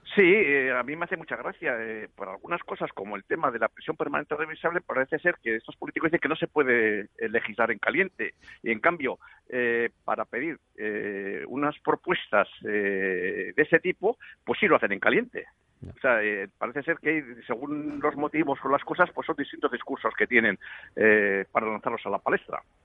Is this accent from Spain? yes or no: yes; Spain; yo tengo que mantener una, una, familia aquí en mi país